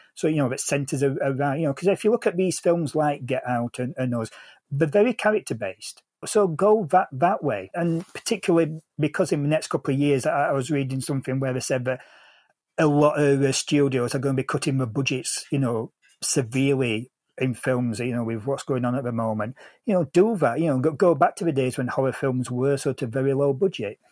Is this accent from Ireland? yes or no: no; England, United Kingdom; as an Englishman